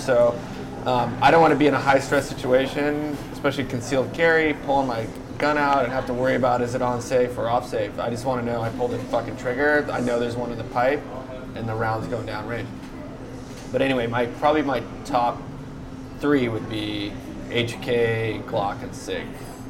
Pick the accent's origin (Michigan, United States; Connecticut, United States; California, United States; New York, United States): California, United States; I grew up spearfishing in California